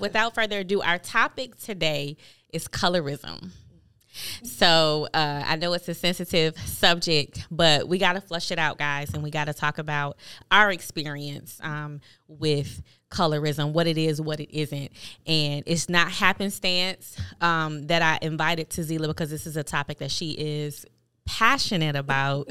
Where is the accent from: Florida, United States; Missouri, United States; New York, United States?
New York, United States; Buffalo; as a kid, um, growing up in Buffalo, New York